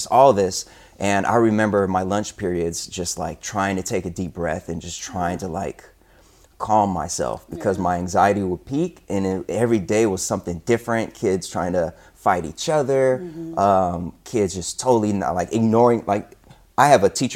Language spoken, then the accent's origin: English; Sacramento, California, United States; moved away; my first 4 years were back in my hometown of Sacramento. Shout out Sacramento and all my Sactown peeps